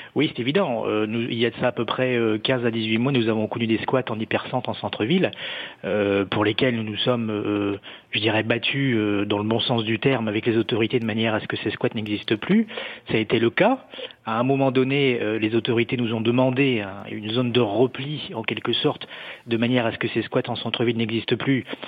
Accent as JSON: {"language": "French", "town": "Calais", "region": "Hauts-de-France", "country": "France", "said": "je suis calaisien et je suis élu de Calais"}